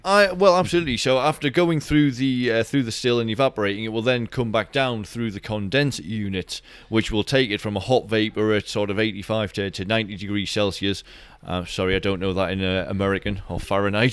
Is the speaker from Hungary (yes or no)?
no; Durham, North East England, United Kingdom; moved away as an adult; now in Edinburgh, United Kingdom; this is my hometown in Durham, uh, Northeast England.